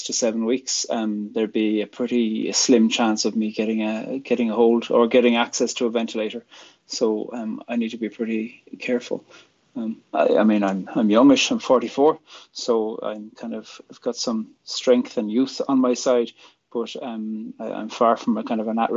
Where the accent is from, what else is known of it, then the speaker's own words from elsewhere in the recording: Ireland; also born or lived in County Fermanagh / Belfast; I'm from Ireland, and I'm a poet and a theologian